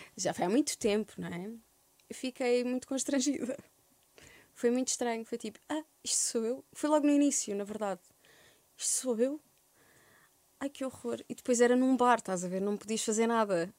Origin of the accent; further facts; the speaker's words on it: Algarve, Portugal; moved away as an adult; also born or lived in Santiago do Cacém, Alentejo / Évora; now in Lisbon, Portugal; Em Santiago do Cacém, aos 3 anos fui morar para, para o Algarve, cresci no Algarve até aos 18 anos, depois vim para Lisboa